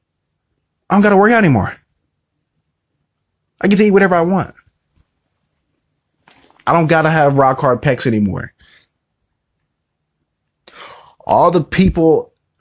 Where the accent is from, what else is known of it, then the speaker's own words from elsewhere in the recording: Indiana, United States; I'm from Indiana